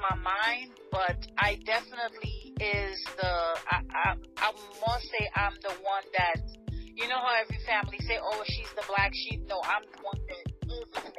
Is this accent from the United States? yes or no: yes; New York, United States; also born or lived in Trinidad and Tobago; I was definitely raised in New York, but I am from Trinidad and Tobago